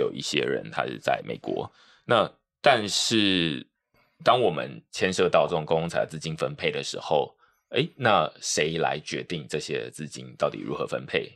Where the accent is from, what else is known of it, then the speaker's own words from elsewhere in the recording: Taiwan; 我们台湾人很习惯去看英文的内容